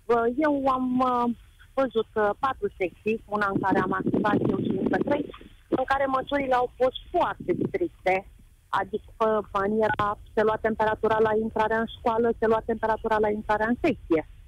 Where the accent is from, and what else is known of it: Romania